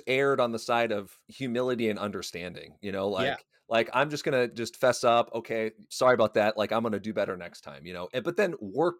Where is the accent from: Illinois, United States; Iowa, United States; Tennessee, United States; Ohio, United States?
Iowa, United States; that was not an experience that I had growing up in Iowa in the 90s, in the early 2000s.